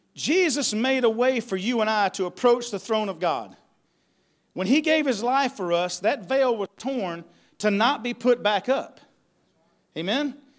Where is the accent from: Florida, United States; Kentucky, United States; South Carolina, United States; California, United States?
South Carolina, United States; Ware Shoals; also born or lived in Jacksonville, North Carolina; I'm from Jacksonville, North Carolina, but I've lived here most of my life in Ware Shoals area